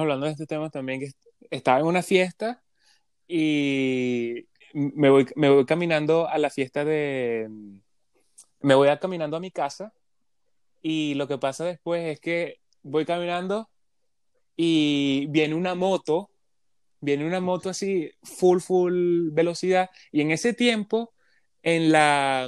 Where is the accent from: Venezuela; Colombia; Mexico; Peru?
Venezuela; now in Canada; De Venezuela